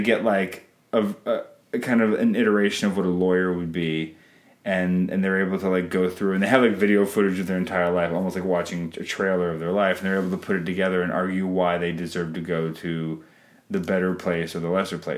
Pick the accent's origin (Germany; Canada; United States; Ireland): Canada; I'm Canadian filmmaker